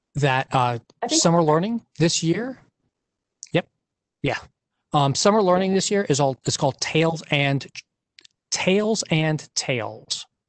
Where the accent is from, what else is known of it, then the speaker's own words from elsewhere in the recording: Detroit, Michigan, United States; I grew up in Detroit in the auto and you know family in the auto industry